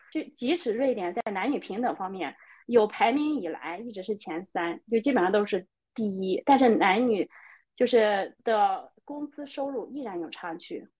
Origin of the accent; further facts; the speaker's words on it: China; moved away as an adult; now in Sweden; 我是中国人，我代表中国